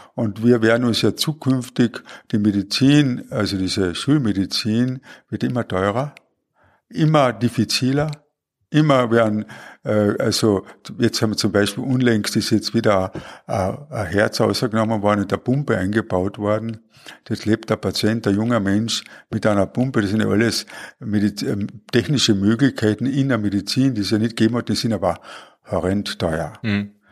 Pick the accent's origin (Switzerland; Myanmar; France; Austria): Austria; Klagenfurt, Carinthia; bin ich in Klagenfurt aufgewachsen.